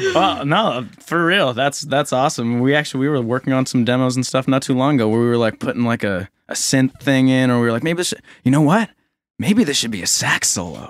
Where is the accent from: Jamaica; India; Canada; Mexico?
Canada; Halifax, Nova Scotia; also born or lived in Saint John, New Brunswick; I grew up in Halifax